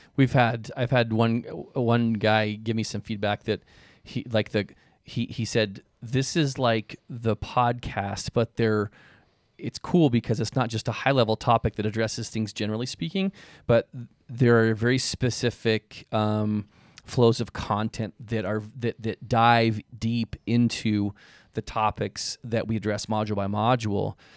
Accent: Spokane, Washington, United States; my childhood best friend, growing up in Spokane, Washington

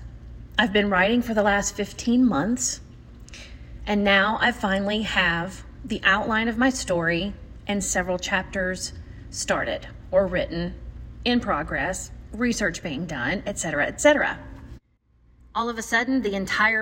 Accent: the South, United States; accent: Southern; I am Southern

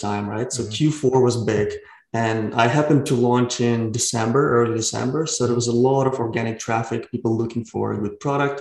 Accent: Ukraine; now in Vancouver, Canada; I'm originally from Ukraine, but I live in Vancouver, Canada.

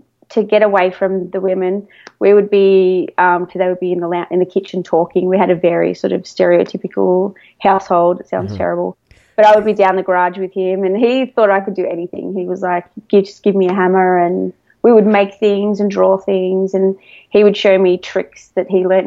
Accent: Melbourne, Victoria, Australia; I'm from Melbourne, Australia.

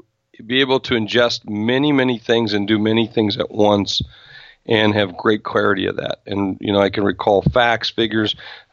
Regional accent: South Dakota, United States; I grew up in South Dakota, and I'm from a state that, you know, most people only know on the map.

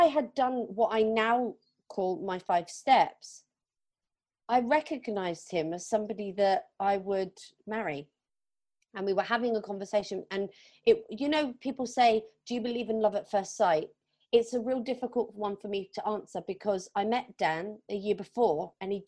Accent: Plymouth, South West England, United Kingdom; moved away as an adult; also born or lived in London; my hometown in Plymouth, which is on the southwest coast of England.

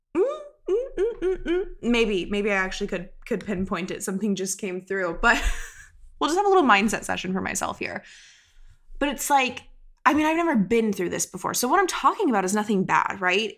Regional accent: Florida, United States; moved away as an adult; also born or lived in Connecticut; I grew up in Florida

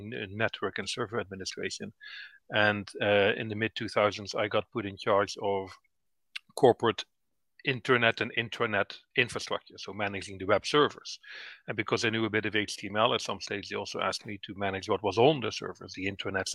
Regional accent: Netherlands; moved away as an adult; now in Northern Ireland, United Kingdom; I moved from the Netherlands, where I'm originally from, to Northern Ireland in 2009.

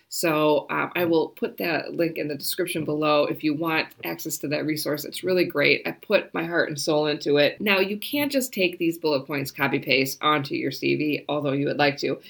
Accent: United States; moved away as an adult; now in New Zealand; I am an American, I am a Kiwi, and so I am actually going to become a citizen this month.

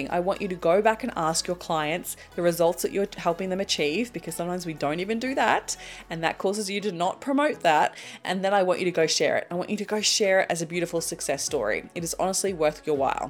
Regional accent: Australia; as an Australian

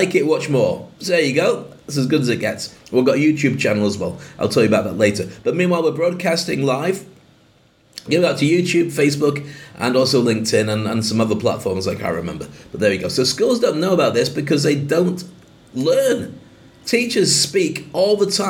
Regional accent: United Kingdom; moved away as an adult; now in Dubai, United Arab Emirates; I'm proud of being a Brit, I love the UK

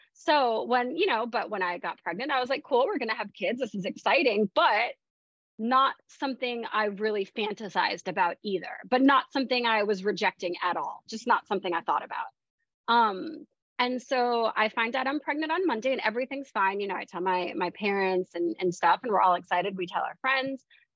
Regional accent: Tampa, Florida, United States; moved away as an adult; also born or lived in Miami, Florida / London, United Kingdom; I'm from the Tampa area

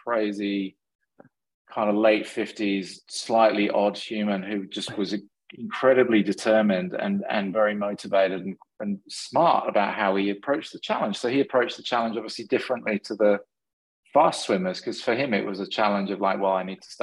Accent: England, United Kingdom; moved away; I grew up in England sailing a lot

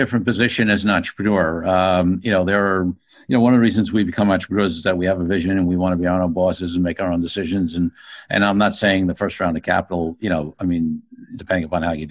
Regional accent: New York City, New York, United States; being a low middle class kid growing up in Brooklyn

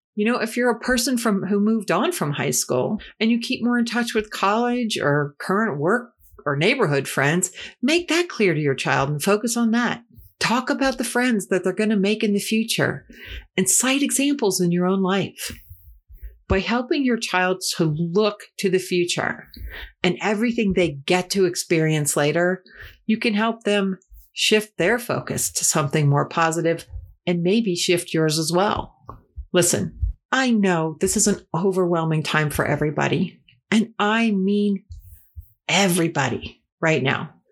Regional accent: Ohio, United States; my home state.

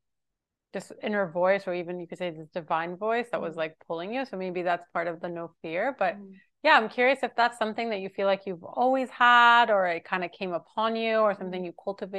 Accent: Jerusalem, Jerusalem District, Israel; growing up in Jerusalem, feel like everyone around me was so scared all mm-hmm. the time.

